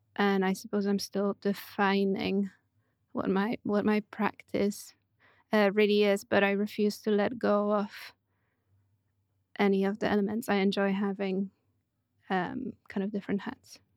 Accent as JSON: {"language": "English", "town": "Puszczykowo", "region": "Greater Poland", "country": "Poland", "tie": "born or raised there", "also_born_or_lived": "Poznań", "said": "I grew up in Poland, in a small town of about ten thousand people called Puszczykowo."}